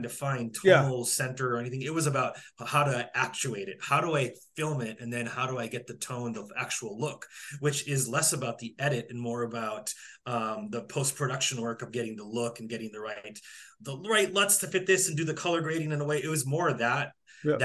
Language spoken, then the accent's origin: English; North Dakota, United States; moved away; I grew up in North Dakota.